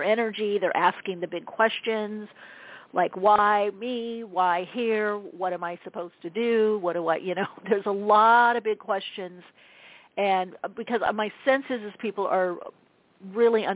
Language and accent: English; Southern California, United States; I grew up in Southern California